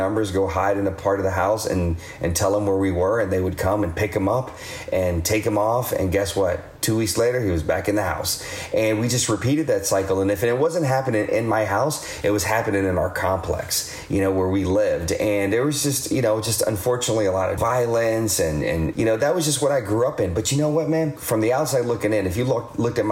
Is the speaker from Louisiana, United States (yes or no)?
yes; Shreveport, Louisiana, United States; I was born in Louisiana, Shreveport, Louisiana